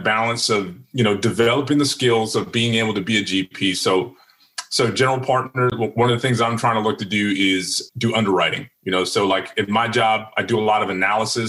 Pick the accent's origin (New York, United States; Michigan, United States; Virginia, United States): Virginia, United States; moved away; I'm from Virginia originally